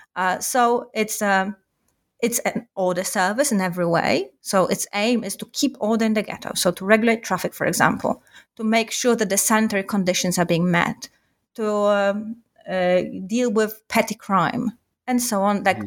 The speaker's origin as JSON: {"language": "English", "town": "Warsaw", "region": "Masovian Voivodeship", "country": "Poland", "tie": "born or raised there", "said": "I am from Warsaw originally. Uh, I grew up in Warsaw"}